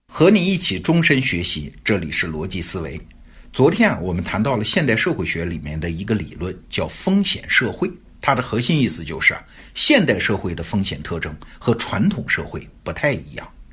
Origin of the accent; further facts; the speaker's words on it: China; 我们中国人是眼睁睁地看着这个过程发生的